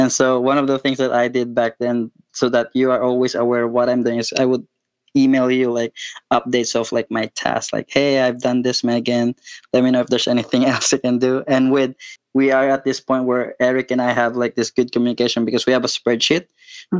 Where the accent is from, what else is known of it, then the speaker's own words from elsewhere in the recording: Philippines; I'm from the Philippines.